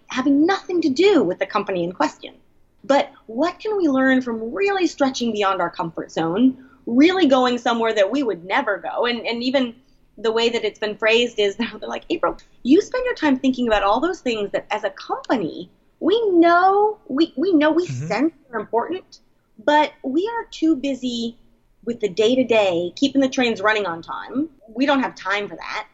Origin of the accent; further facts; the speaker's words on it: San Francisco, California, United States; moved away as an adult; also born or lived in Portland, Oregon; I was born and raised in San Francisco, have lived there for many, many years